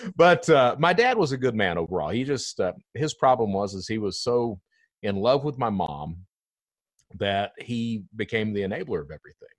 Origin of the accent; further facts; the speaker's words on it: Eastern Kentucky, United States; I'm from Eastern Kentucky